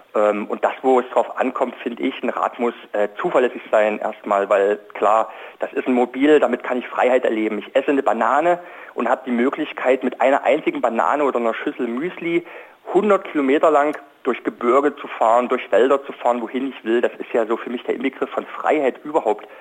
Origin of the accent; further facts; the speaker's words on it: East Germany, Germany; ich bin zum Beispiel in der DDR äh, aufgewachsen